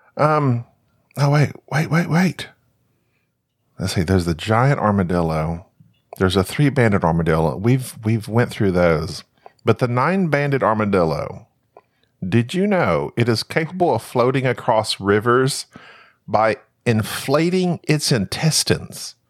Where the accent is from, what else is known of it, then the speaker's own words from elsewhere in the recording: United States; I'm American